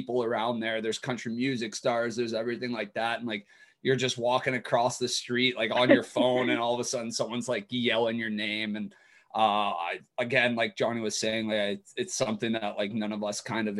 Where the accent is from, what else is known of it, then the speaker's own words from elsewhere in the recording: Vernon Hills, Illinois, United States; I grew up in Vernon Hills, Illinois. It's a suburb of Chicago, about 30 minutes north of the city